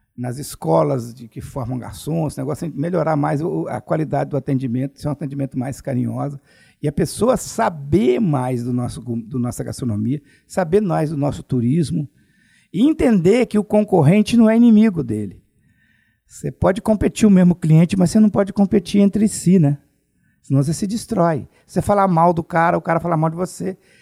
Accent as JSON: {"language": "Portuguese", "town": "Alegre", "region": "Espírito Santo", "country": "Brazil", "moved": "as an adult", "said": "Eu sou de Alegre, né? Do Principado do Alegre"}